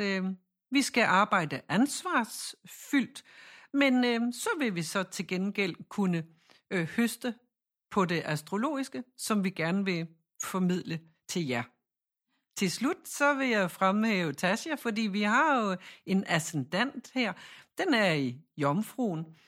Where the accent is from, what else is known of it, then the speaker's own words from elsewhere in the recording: Jutland, Denmark; vi siger Chiron, fordi jeg er fra Jylland